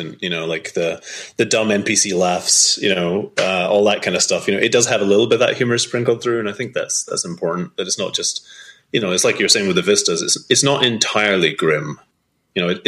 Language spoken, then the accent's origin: English; Scotland, United Kingdom; also born or lived in Edinburgh; growing up in Scotland